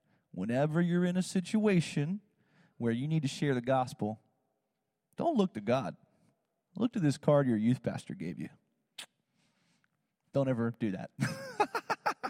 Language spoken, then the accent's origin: English; South Georgia, United States; I live in Georgia. I'm from South Georgia